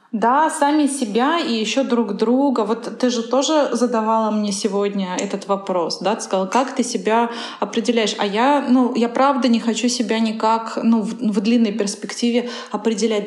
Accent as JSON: {"language": "Russian", "town": "Kazan", "region": "Tatarstan", "country": "Russia", "tie": "born or raised there", "also_born_or_lived": "Moscow", "moved": "as an adult"}